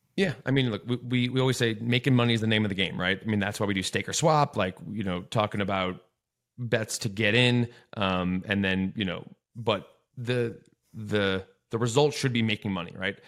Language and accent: English; Evanston, Illinois, United States; now in Denver, United States; my hometown Evanston